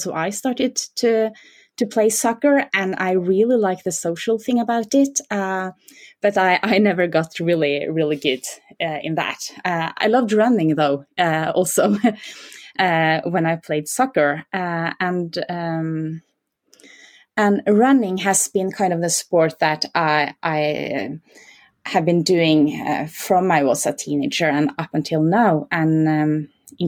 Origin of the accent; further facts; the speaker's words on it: Norway; I'm from Norway, so I'm basically born with my skis on my feet